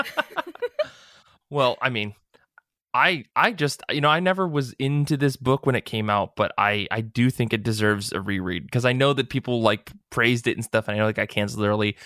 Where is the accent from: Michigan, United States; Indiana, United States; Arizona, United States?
Michigan, United States; we're from the Midwest